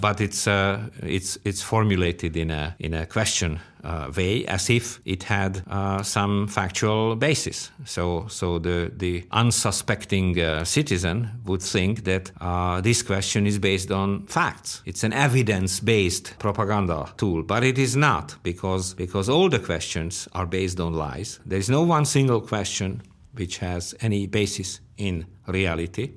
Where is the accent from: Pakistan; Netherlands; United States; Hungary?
Hungary; I was born in the Stalinist system